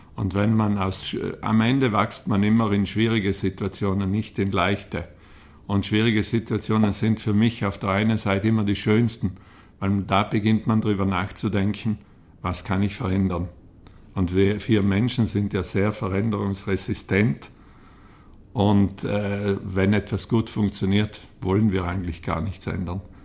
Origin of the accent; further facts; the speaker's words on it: Trens, Trentino-Alto Adige, Italy; Ich bin aufgewachsen in Trenz auf einem kleinen Bauernhof